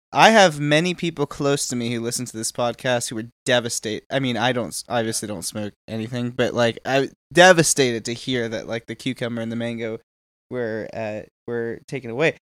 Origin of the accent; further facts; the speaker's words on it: Houston, Texas, United States; My hometown of Houston, Texas